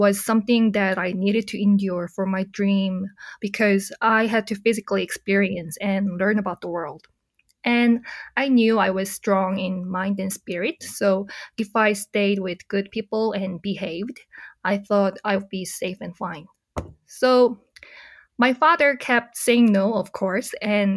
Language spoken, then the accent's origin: English; Seoul, South Korea; I was born in Seoul, Korea, and ever since I was little, I wanted to become a Korean diplomat